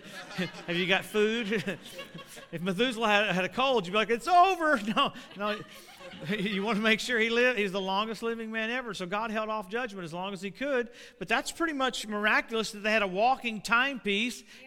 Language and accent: English; Louisiana, United States; now in Tulsa, United States; I live in Tulsa, and I grew up in Louisiana